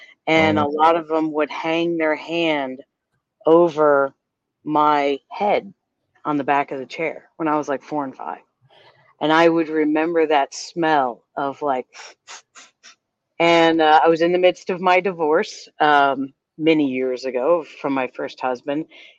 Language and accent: English; United States; I was born and raised in Connecticut, New York, and my family's all Italian.